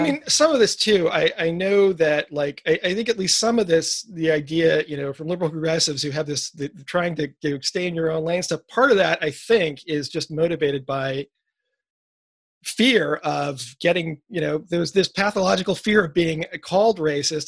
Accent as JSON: {"language": "English", "town": "New York City", "region": "New York", "country": "United States", "tie": "born or raised there", "said": "growing up in New York City"}